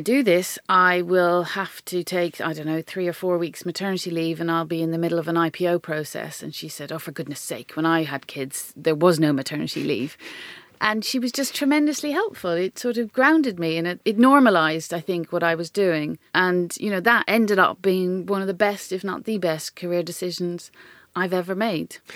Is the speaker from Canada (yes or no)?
no; Ireland; accent: Irish; moved away; I could use my Irish accent